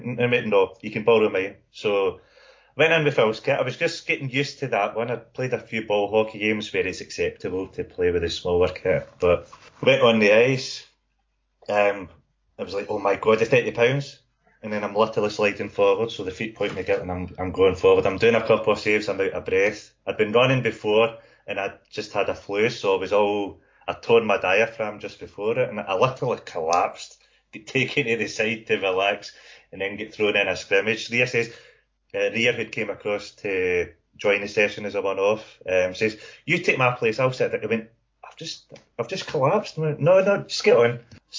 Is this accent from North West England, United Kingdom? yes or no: no; Paisley, Scotland, United Kingdom; from Paisley. That's like the Paisley Glasgow divide and all that as well.